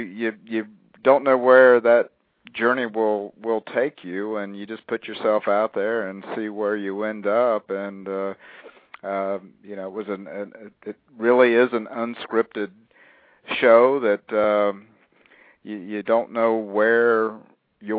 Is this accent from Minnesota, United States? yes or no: no; a little bit north of Columbus, Ohio, United States; I'm a Midwesterner. I grew up a little bit north of Columbus, Ohio.